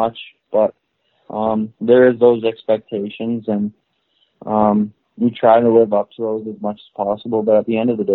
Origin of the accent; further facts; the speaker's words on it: Moose Jaw, Saskatchewan, Canada; I grew up in Moose Jaw, Saskatchewan